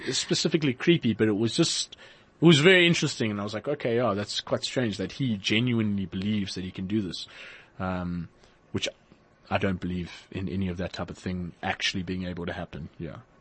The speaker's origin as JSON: {"language": "English", "town": "Port Elizabeth", "region": "Eastern Cape", "country": "South Africa", "moved": "yes", "said": "I'm originally from Port Elizabeth"}